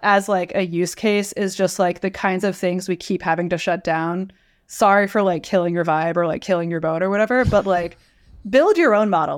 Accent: Westchester County, New York, United States; moved away as an adult; now in California, United States; I'm from New York. I'm from Westchester County, not the city

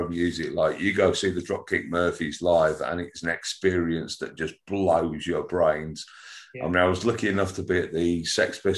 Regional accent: Wigan, North West England, United Kingdom; also born or lived in Nottingham / Ormskirk / Southport / Liverpool; I was born in Nottingham. This is a story longer than a bit of string. we we ended up in Wigan, then we moved

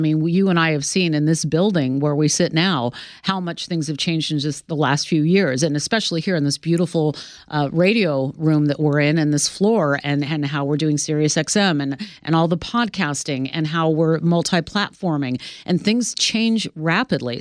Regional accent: Sacramento, California, United States; moved away as an adult; now in New York, United States; my hometown in Sacramento

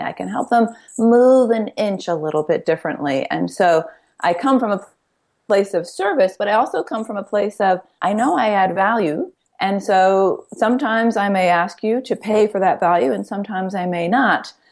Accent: Ithaca, New York, United States; We grew up in Ithaca, New York

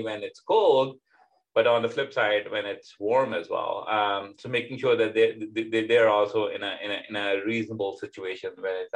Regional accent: Pakistan; now in United States; growing up in Pakistan, where it tends to be significantly hotter than, for example, here in America, where I am

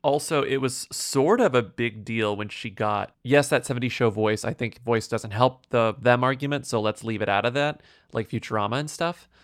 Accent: United States; As an American

